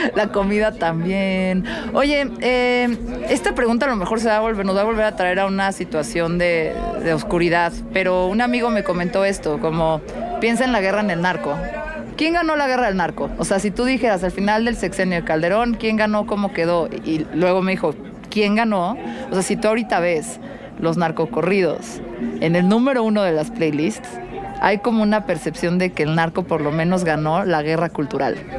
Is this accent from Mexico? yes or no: yes; Mexico City, Mexico; soy de la Ciudad de México